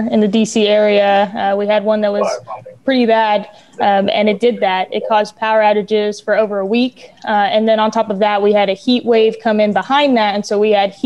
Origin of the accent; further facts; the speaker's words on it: New Mexico, United States; now in Baltimore County, United States; I'm from New Mexico up in the mountains